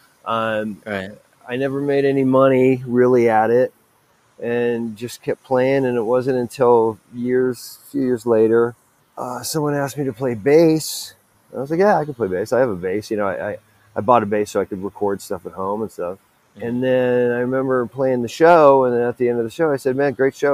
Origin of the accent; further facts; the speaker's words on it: Los Angeles, California, United States; I'm from Sylmar, California, which is in Los Angeles. It's in the Valley